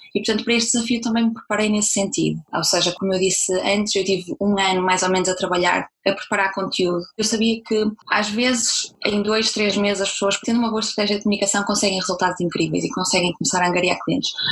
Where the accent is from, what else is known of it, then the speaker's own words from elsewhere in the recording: Braga, Norte, Portugal; moved away as an adult; also born or lived in Germany; eu estava a viver em Portugal, eu sou de Braga